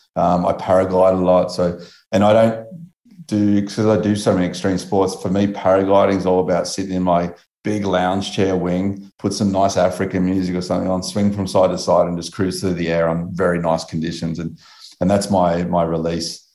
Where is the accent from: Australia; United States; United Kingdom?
Australia; I'm Australian